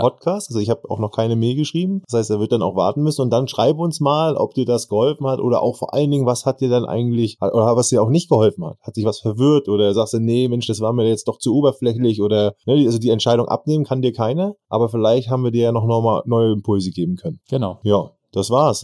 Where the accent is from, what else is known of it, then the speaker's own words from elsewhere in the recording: Northern Germany, Germany; sagt man bei uns im Norden